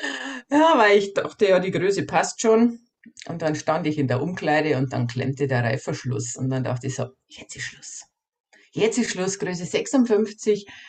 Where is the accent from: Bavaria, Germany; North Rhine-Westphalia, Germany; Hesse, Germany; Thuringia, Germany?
Bavaria, Germany; bei uns in Bayern